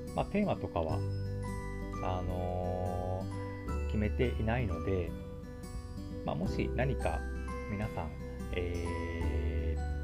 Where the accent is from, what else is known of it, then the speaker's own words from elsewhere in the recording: Kyushu, Japan; moved away as an adult; now in Tokyo, Japan; 私もともと生まれは九州の方になるんですけども、えっと、東京に、え引っ越してきたのは、えっと、本当につい最近ですね